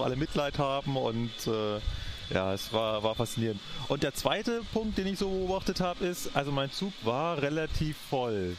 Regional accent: Berlin, Germany; now in Munich, Germany; meine alte Heimat gereist, nach Berlin.

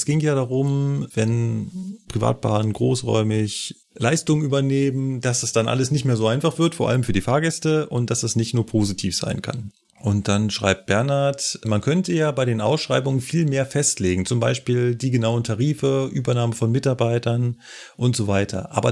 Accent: North Rhine-Westphalia, Germany; Guck bei uns in NRW

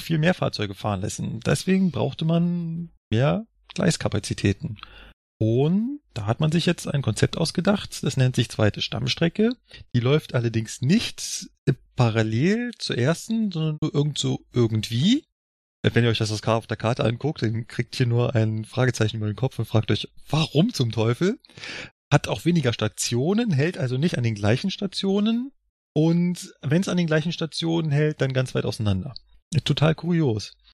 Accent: Berlin, Germany; now in Munich, Germany; meinem Heimatland, Berlin

